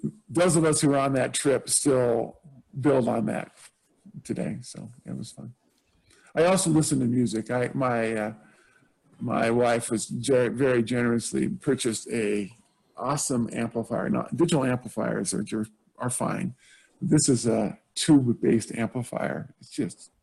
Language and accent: English; California, United States; now in Utah, United States; I'm from California originally. My parents were in Northern California